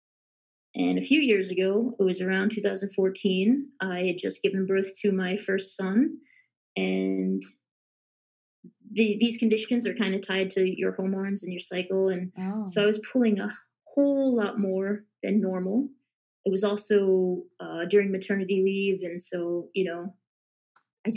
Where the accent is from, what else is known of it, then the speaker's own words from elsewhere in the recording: Long Island, New York, United States; I grew up in Long Island, New York, and studied in upstate New York